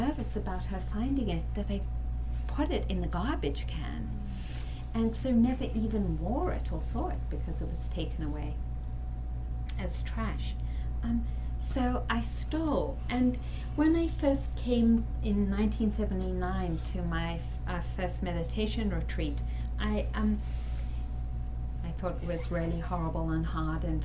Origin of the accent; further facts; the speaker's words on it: South Africa; growing up in South Africa under the apartheid regime